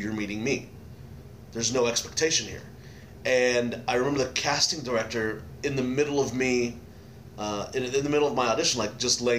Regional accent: Dallas, Texas, United States; moved away; I'm from Dallas.

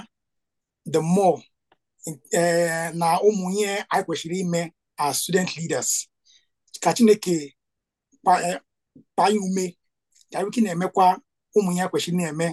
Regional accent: Nigeria; first language Igbo; English is a second language; I'm not a Yoruba man. I'm an Igbo

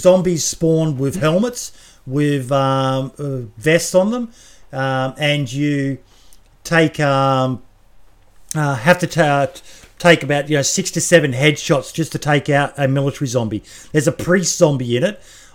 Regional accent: Australia; being an Australian.

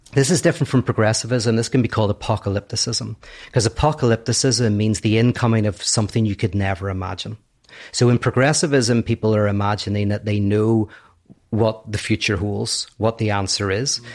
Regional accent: Northern Ireland, United Kingdom; I'm from Northern Ireland.

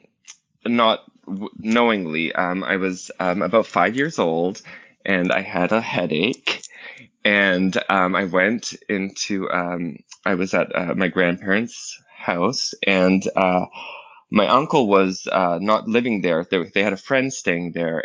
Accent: Toronto, Ontario, Canada; I live in Toronto. I've been born and raised here

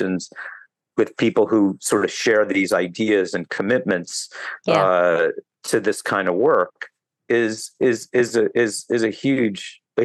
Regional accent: United States

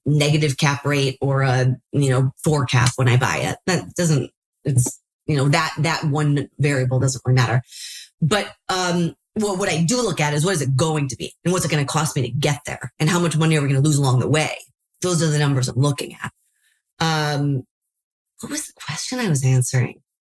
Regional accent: Chicago, Illinois, United States; now in California, United States; I am from Chicago, started seeing deals in Chicago

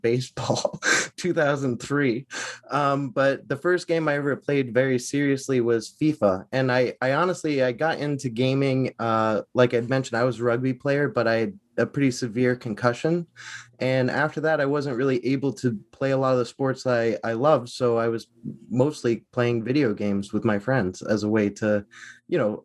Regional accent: Salem, Massachusetts, United States; also born or lived in Boston / New York; originally, I'm from Salem, Massachusetts

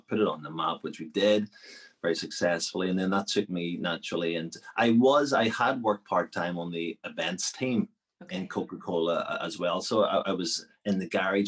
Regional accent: Belfast, Northern Ireland, United Kingdom; also born or lived in Sierra Leone; I was born here in Belfast

